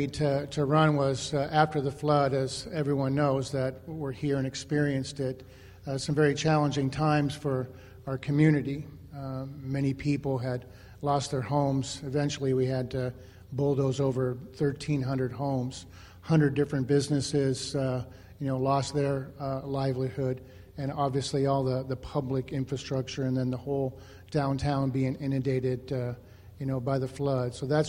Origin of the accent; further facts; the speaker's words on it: Iowa, United States; I was going to be a young Iowan that stayed in Iowa.